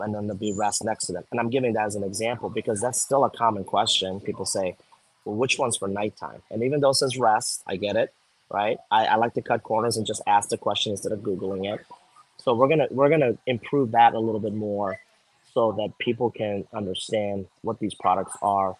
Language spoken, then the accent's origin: English; Miami, Florida, United States; I grew up in Florida. Yeah, well, I grew up in Miami